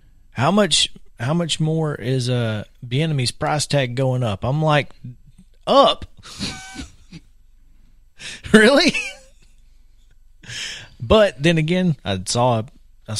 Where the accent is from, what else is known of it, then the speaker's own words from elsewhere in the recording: Alabama, United States; now in Tennessee, United States; as someone from Alabama